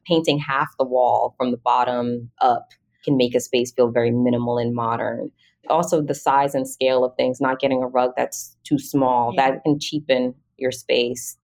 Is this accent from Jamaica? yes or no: yes; Jamaica; also born or lived in Atlanta; now in United States; I grew up in Jamaica. My dad's a cabinet maker and contractor